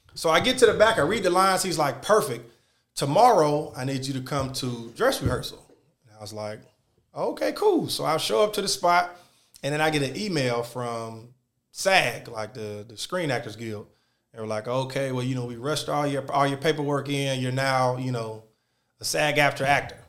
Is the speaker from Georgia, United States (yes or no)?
yes; Georgia, United States; I'm from Georgia